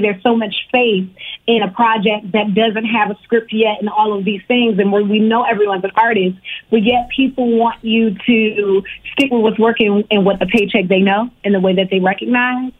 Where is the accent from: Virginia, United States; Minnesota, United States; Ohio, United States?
Virginia, United States; Richmond; also born or lived in Harlem, New York; now in Los Angeles, United States; I was born in New York, in Harlem, but I grew up in Virginia. I grew up in Richmond, Virginia, the 804